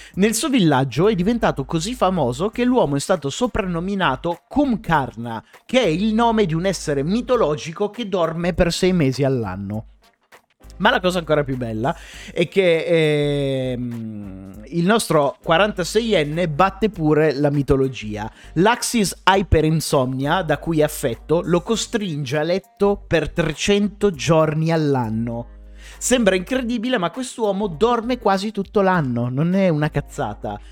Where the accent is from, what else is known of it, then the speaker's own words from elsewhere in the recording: Piedmont, Italy; now in Milan, Italy; entrambi siamo piemontesi